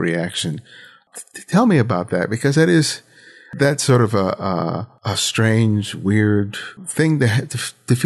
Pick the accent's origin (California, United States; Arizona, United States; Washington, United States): California, United States; Los Angeles; I grew up in Los Angeles. My family is Dominican